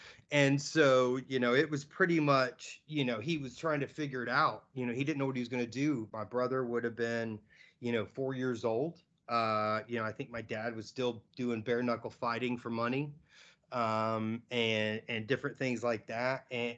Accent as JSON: {"language": "English", "region": "Georgia", "country": "United States", "tie": "born or raised there", "also_born_or_lived": "Tampa / Pensacola / Baton Rouge / Oklahoma", "said": "I was born in Tampa. I know we lived in Pensacola, Baton Rouge, Oklahoma, North Carolina, Tennessee, and then Georgia, all before I was five."}